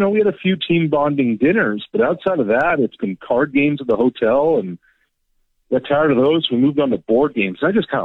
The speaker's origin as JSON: {"language": "English", "country": "Canada", "said": "we're very Canadian."}